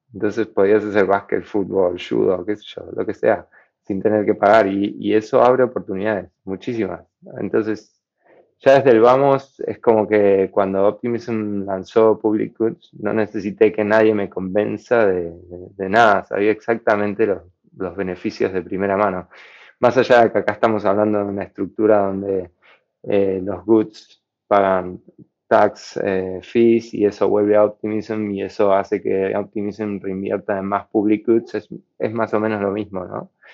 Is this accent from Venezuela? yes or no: no; Argentina; por el país en el que vivo, yo soy de Argentina